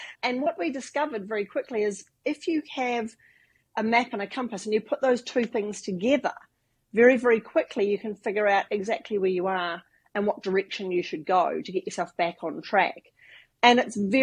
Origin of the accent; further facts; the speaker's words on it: New Zealand; I do come from New Zealand. I grew up living in the bush in New Zealand